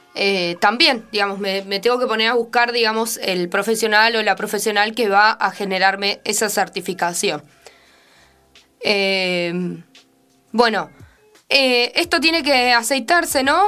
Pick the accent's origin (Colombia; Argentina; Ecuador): Argentina; nuestro país